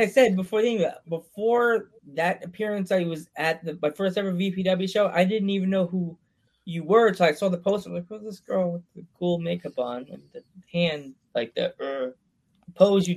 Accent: Central Islip, New York, United States; I grew up in Central Islip

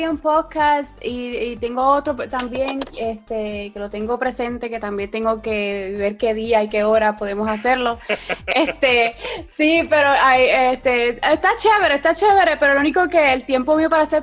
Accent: Puerto Rico; also born or lived in Mayagüez / San Germán / Lajas; acá de Puerto pues Rico. naturalmente, ese, ese es un, un que tengo en mi vida, pero nací en Mayagüez. Y de ahí, pues, eh, mi, la familia de mi papá es de San Germán, estuve como unos tres añitos, cuatro años en San Germán, luego me mudé para Lajas

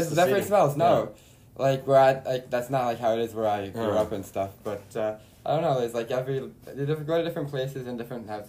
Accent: Long Island, New York, United States; moved away as an adult; also born or lived in Kansas; now in Israel; Long Island, New York, and stuff. And okay, then I lived there till I was 18

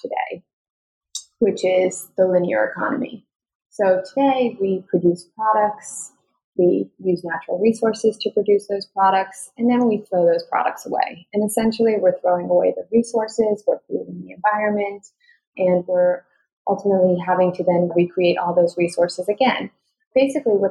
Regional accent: New York, United States; I'm a New Yorker

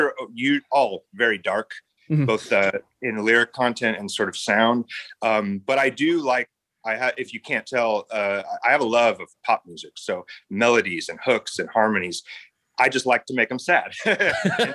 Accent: San Diego, California, United States; I was born in San Diego, right on the Tijuana border

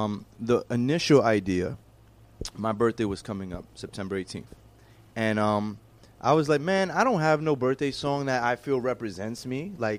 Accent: New York City, New York, United States; also born or lived in Tampa Bay, Florida; I'm from the Bronx.

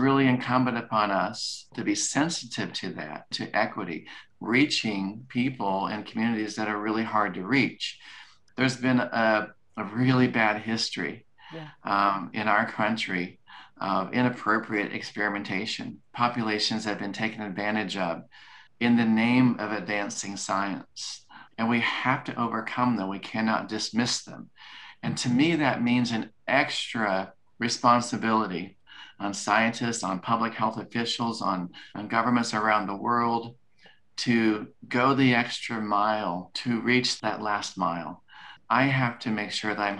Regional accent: Kansas, United States; moved away; I'm from Kansas and I love my family in Kansas

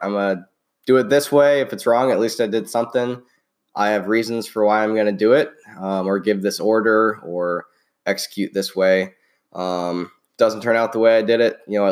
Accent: Midwest, United States; moved away; Both from the Midwest

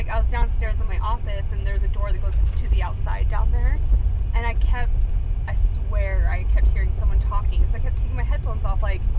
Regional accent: West Jordan, Utah, United States; the house that we grew up in West Jordan.

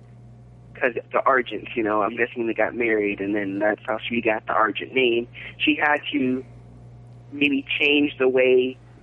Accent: Florida, United States; from Florida.

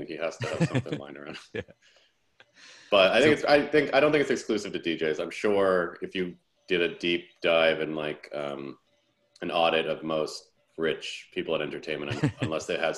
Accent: Toronto, Ontario, Canada; moved away as an adult; now in Berlin, Germany

